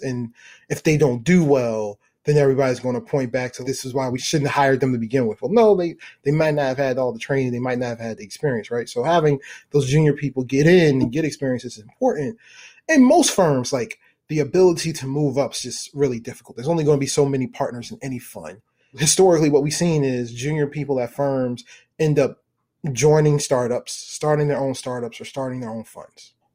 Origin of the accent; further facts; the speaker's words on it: Baltimore, Maryland, United States; I'm from Baltimore